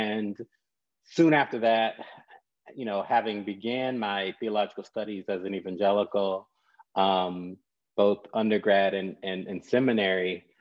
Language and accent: English; North Carolina, United States; I'm a son of the Black church, born and raised in North Carolina